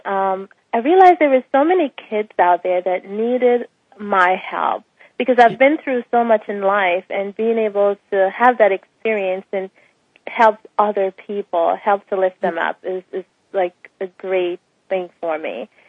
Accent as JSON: {"language": "English", "country": "Bahamas", "tie": "born or raised there", "also_born_or_lived": "Jamaica", "moved": "as an adult", "said": "I'm from the Bahamas. Um, my parents are both Jamaicans. Um, I spent part of my life in Jamaica and then the rest in the Bahamas, attending school and graduated"}